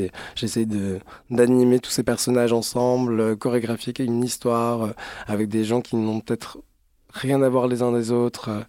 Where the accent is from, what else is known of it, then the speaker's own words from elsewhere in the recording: Strasbourg, Grand Est, France; now in Paris, France; je suis alsacien.